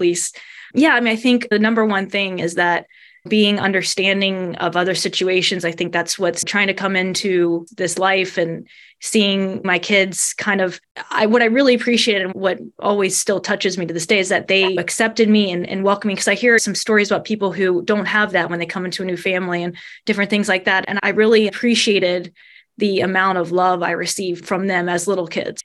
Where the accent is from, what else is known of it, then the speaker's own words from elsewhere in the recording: Covington, Kentucky, United States; accent: Midwestern; now in Salisbury, United States; I grew up right in Covington area